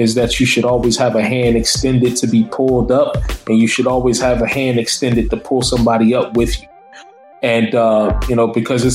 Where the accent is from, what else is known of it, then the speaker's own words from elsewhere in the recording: Newark, New Jersey, United States; I'm from Newark.